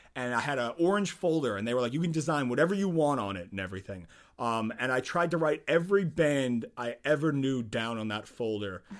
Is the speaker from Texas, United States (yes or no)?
no; Nazareth, Pennsylvania, United States; I'm in Nazareth